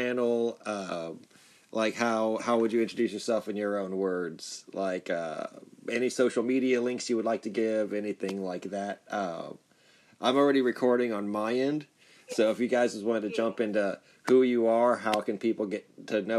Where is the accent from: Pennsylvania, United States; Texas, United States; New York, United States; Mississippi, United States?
Texas, United States; Corpus Christi; I'm from Corpus Christi based and born and raised, and I went to school in Texas and lived here most of my life